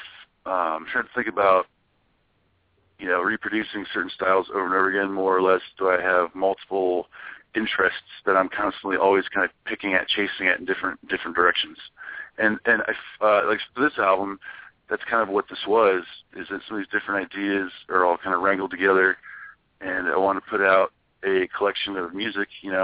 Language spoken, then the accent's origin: English; Ohio, United States; moved away; it's my home state, and I have a lot of support there.